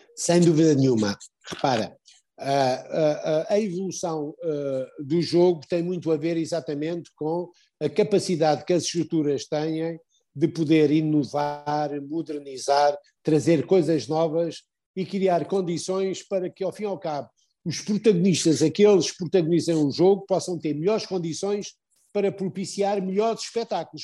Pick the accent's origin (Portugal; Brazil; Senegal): Portugal